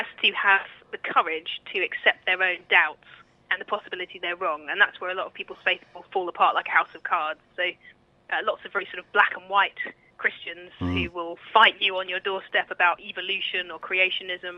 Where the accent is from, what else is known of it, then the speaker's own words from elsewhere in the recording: Kent, South East England, United Kingdom; I'm from Kent